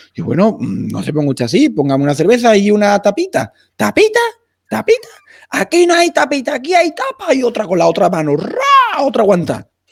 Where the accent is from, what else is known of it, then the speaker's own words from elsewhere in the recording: Utrera, Andalusia, Spain; yo soy de Utrera, de Sevilla